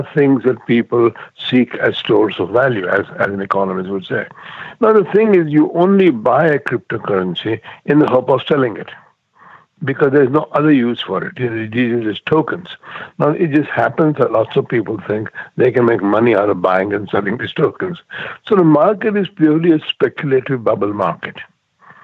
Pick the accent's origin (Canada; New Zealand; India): India; I've been to India, because I'm from India